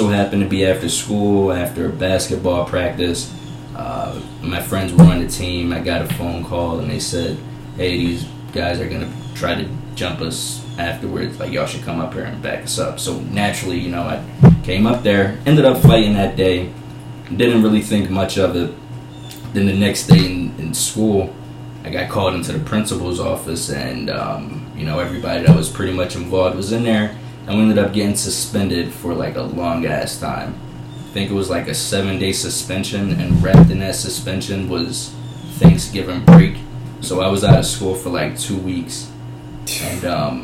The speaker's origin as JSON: {"language": "English", "town": "Chester", "region": "Pennsylvania", "country": "United States", "tie": "born or raised there", "also_born_or_lived": "Delaware County, Pennsylvania", "said": "After we moved from Chester, we lost the church, but living in Delaware County, my mom started up a business"}